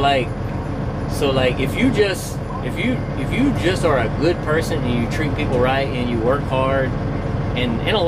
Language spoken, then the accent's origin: English; East Texas, United States; We're from East Texas